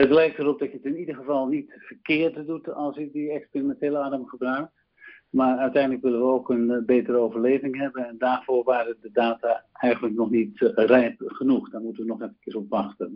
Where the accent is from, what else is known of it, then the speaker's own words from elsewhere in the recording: Netherlands; wij als Nederlanders